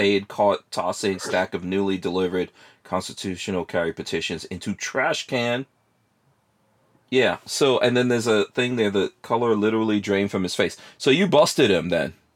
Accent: Florida, United States; we're all from Florida today. Uh, I think, yeah, we're all Floridians here today

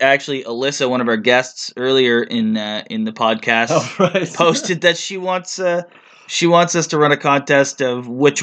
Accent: Canada; we're Canadian

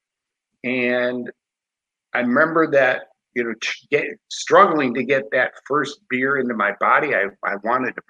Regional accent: Chicago, Illinois, United States; born and raised in Chicago, cradle Catholic

